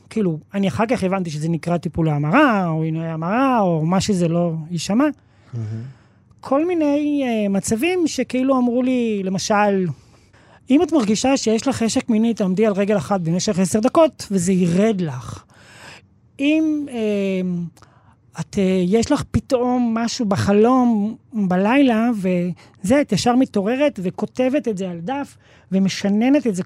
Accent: Bnei Brak, Tel Aviv District, Israel; בני ברק.

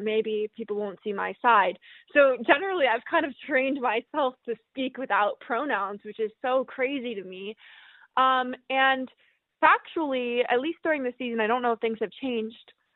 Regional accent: Northeast, United States; I'm from the Northeast.

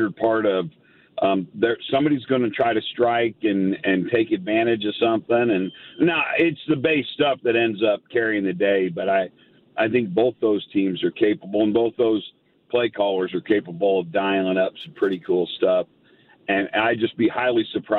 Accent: Colorado, United States; moved away; I grew up in Colorado

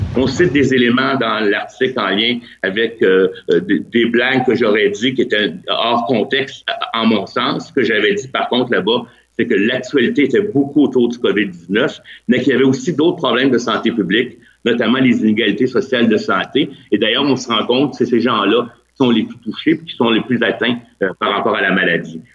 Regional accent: Quebec, Canada; chez nous au Québec

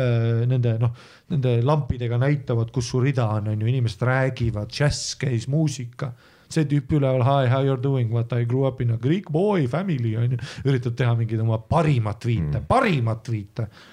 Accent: Estonia; ma olen eestlane

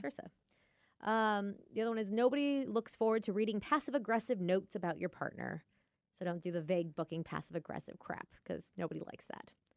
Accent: Lake Stevens, Washington, United States; I'm from Lake Stevens

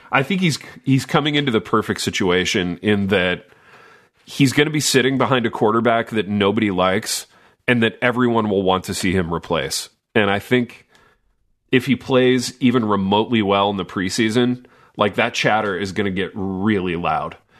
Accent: Indiana, United States; moved away; I grew up in Indiana

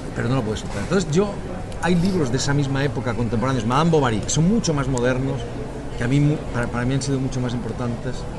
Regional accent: Spain; now in Catalonia, Spain; los españoles

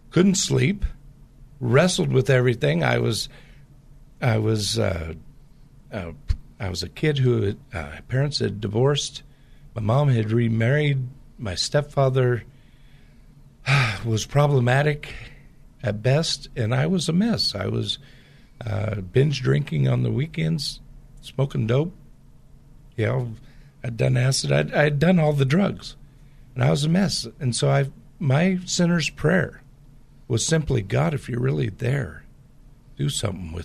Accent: Portland, Pacific Northwest, United States; I grew up in the Pacific Northwest, which has a lot of the same type of culture in the Portland area as the Bay Area

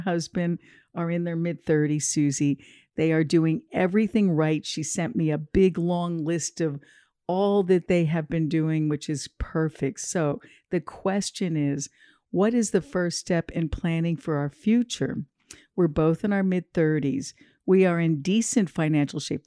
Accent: New Jersey, United States; I'm from New Jersey as well.

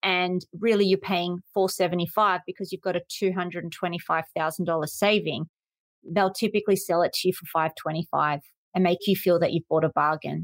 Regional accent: Sydney, New South Wales, Australia; I'm from Sydney, let's just say Parramatta.

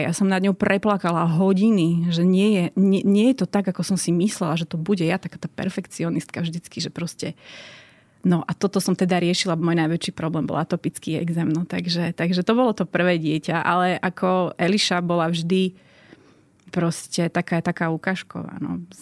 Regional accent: Martin, Žilina Region, Slovakia; Ja som z Martina a vyrástla som eh, v bežnej rodine

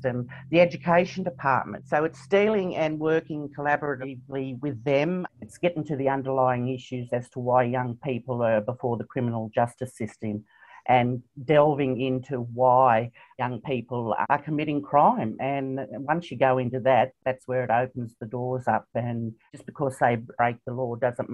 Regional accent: Moree, New South Wales, Australia; born and bred in Moree

